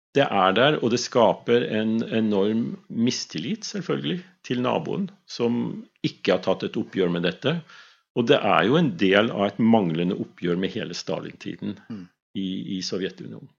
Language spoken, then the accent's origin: Norwegian; Svolvær, Nordland, Norway; moved away; also born or lived in Vesterålen / Skrova; født i Vesterålen, mhm. men oppvokst på Skrova og i Svolvær mesteparten av min barne- og ungdomstid